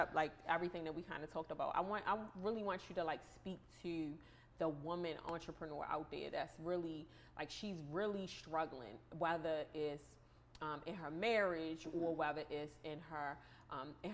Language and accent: English; Baltimore, Maryland, United States; accent: thick Baltimore; moved away; my accent is super thick. Like when I live in another state now, and they always know I'm from Baltimore.